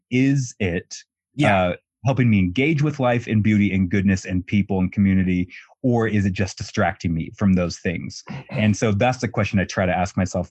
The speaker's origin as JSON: {"language": "English", "region": "Colorado", "country": "United States", "tie": "born or raised there", "moved": "as an adult", "lives_now": "New York City, United States", "said": "I'm back in my hometown in Colorado."}